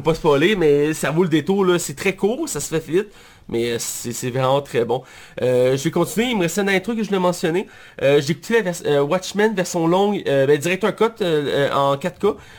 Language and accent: French; Quebec, Canada; je suis québécois.